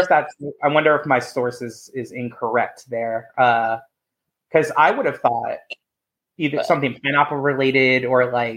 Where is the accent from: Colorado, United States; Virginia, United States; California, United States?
Virginia, United States; growing up in Virginia my whole life